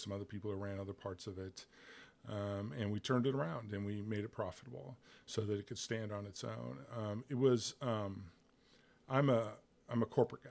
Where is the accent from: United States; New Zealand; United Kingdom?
United States; Bloomington, Illinois; moved away as an adult; also born or lived in Chicago, United States; now in Little Rock, United States; I was born in Bloomington, Normal, which is central Illinois. I spent most of my life in central Illinois.